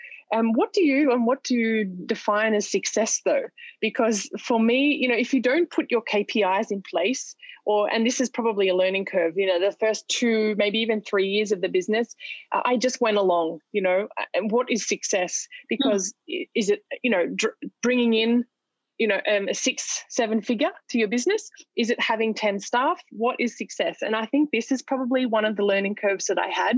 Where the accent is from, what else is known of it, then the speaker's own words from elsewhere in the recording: Australia; moved away as an adult; now in Dubai, United Arab Emirates; my home country in Australia